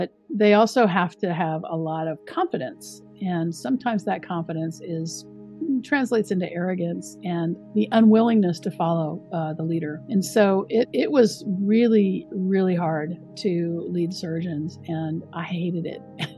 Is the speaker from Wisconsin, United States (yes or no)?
no; Richland, Washington, United States; moved away as an adult; also born or lived in California / Chicago; now in New York, United States; I grew up in Washington State, southeastern Washington State, in a small town called Richland